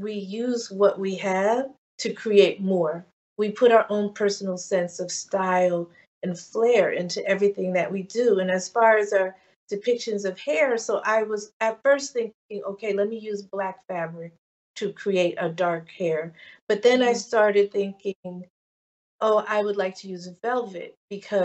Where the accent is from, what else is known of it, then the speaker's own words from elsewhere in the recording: Maplewood, New Jersey, United States; this transplant girl who has roots in New Orleans and Ghana, growing up in New Jersey in the 70s